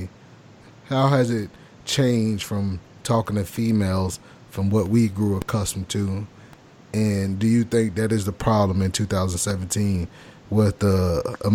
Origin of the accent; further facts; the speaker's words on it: Jacksonville, Florida, United States; I'm from Jacksonville, Florida, which is southern Georgia.